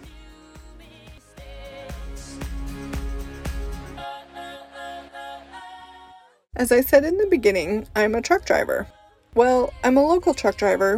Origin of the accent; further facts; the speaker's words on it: Utah, United States; also born or lived in Italy / Russia; I was born and raised in Utah and mostly lived here my whole life, except for some time in Italy and Russia.